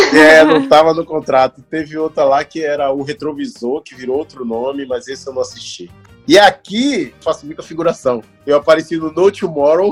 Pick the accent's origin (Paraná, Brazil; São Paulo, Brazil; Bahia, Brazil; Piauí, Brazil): Bahia, Brazil; Salvador; first language Portuguese; moved away as an adult; also born or lived in Rio de Janeiro; now in Canada; eu sou baiano e preto